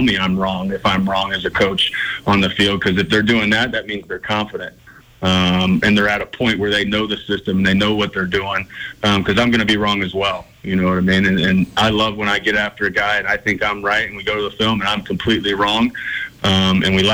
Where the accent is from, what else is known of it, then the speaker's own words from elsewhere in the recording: Ohio, United States; now in Montana, United States; I grew up in Ohio, about 45 minutes from where LeBron played high school basketball.